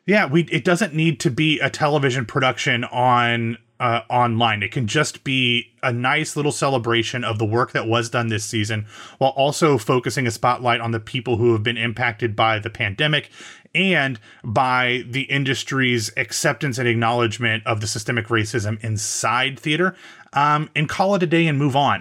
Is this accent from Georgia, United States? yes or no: no; Central Ohio, United States; my home state of Omeo, Ohio, oh, Central Ohio. This is actually in Northeast Ohio, but I'm from Central Ohio